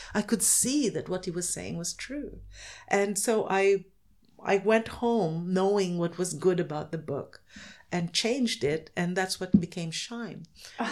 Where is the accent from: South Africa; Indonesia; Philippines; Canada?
Philippines; I'm from the Philippines, I can only write Filipino characters